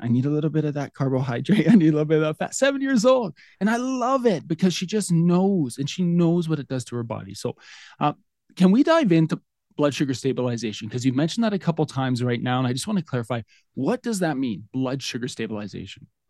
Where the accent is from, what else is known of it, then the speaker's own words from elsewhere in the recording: Lethbridge, Alberta, Canada; I'm from Lethbridge, Alberta, Canada.